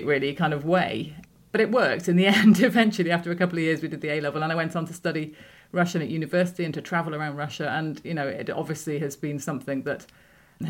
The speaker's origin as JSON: {"language": "English", "area": "Worcestershire", "region": "West Midlands", "country": "United Kingdom", "tie": "born or raised there", "also_born_or_lived": "Moscow", "moved": "as an adult", "said": "I come from the Midlands, Worcestershire. We lived in a village, but it was more like a housing estate somewhere between Worcester and Pershore."}